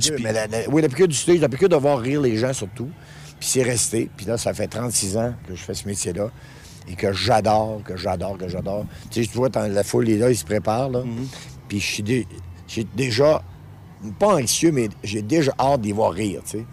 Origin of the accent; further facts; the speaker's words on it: Quebec, Canada; par chez nous au Lac-Saint-Jean